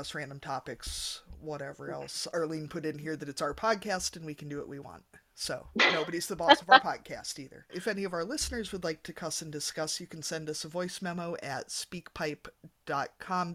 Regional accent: United States; as an American

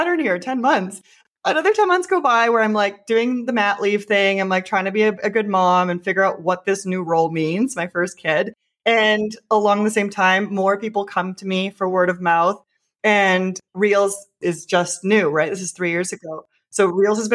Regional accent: Canada; moved away; also born or lived in Mexico / New York; I'm actually Canadian

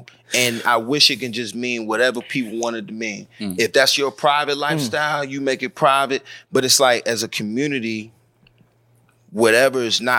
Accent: the South, United States; So, and especially up top, and see, I'm from the South.

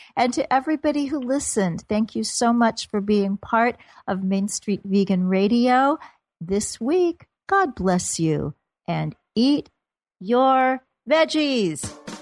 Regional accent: Kansas City, Missouri, United States; moved away; my hometown of Kansas City

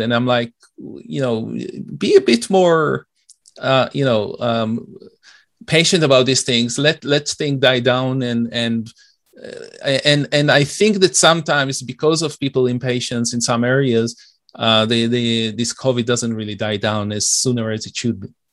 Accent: Israel; also born or lived in Detroit, United States / Oak Park, Michigan, United States; now in Toronto, Canada; I'm originally from Israel, and it's a bit, uh, tough, uh, even though I've been here for many years.

